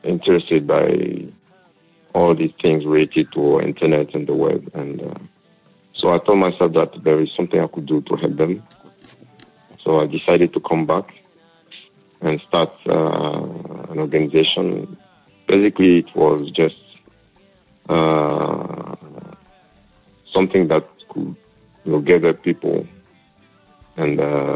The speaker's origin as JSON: {"language": "English", "country": "Côte d’Ivoire", "also_born_or_lived": "Europe", "lives_now": "Côte d'Ivoire", "said": "I'm from Cote d'Ivoire"}